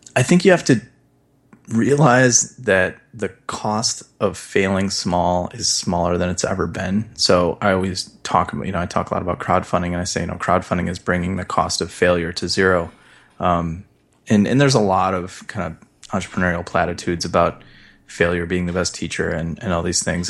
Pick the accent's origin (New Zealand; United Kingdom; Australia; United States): United States; Midwest; I grew up in the Midwest.